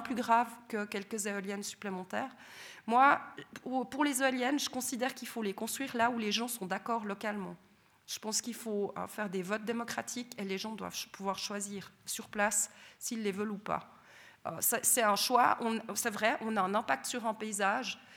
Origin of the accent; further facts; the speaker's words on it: Sainte-Croix, Vaud, Switzerland; notre joli Jura, je suis originaire de Sainte-Croix